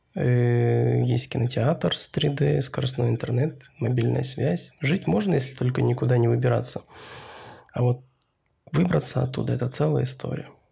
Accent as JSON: {"language": "Russian", "area": "about 1000 km north of Irkutsk", "region": "remote taiga Siberia", "country": "Russia", "tie": "born or raised there", "said": "я сам родом из самой что ни на есть глухой таежной Сибири. От Израиля до Иркутска 5000 километров, и потом еще от Иркутска еще 1000 километров на север"}